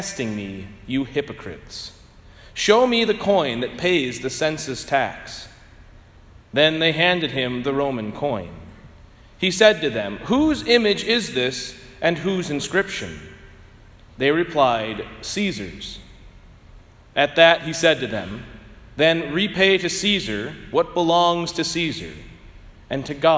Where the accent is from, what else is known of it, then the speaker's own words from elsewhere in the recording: United States; to think of ourselves as Americans and Catholics